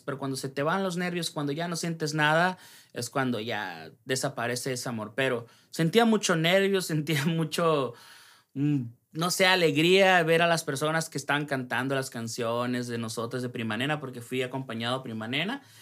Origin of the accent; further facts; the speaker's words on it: Ciudad Obregón, Sonora, Mexico; soy de Ciudad Obregón, Sonora